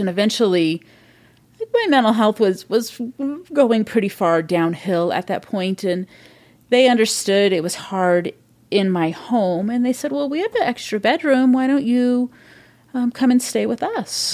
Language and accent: English; Modesto, California, United States; moved away as an adult; now in Seattle, United States; I grew up in California, Central California, Modesto